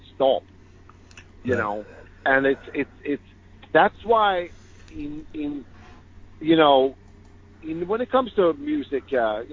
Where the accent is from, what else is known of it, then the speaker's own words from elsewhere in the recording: Sweden; When I grew up in Sweden, I've had bands from the point I was 8 years old